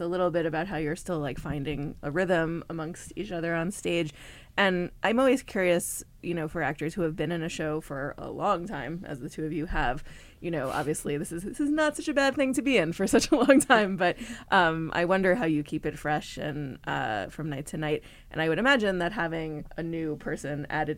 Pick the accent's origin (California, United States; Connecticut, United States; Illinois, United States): Connecticut, United States; I'm from Connecticut. Goodspeed is a point of pride for us.